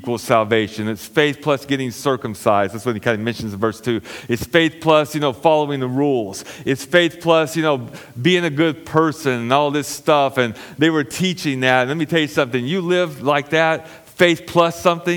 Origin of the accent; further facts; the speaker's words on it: United States; I'm an American citizen